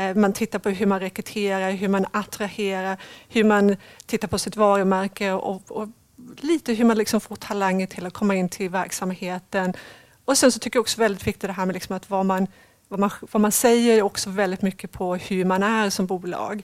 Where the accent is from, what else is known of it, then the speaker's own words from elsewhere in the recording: Sweden; moved away as an adult; also born or lived in England / London / Cambridge / Netherlands; jag är uppvuxen i Sverige men jag har bott 17 år utomlands och ganska nyligen, sedan två år tillbaka, har jag kommit tillbaka till Sverige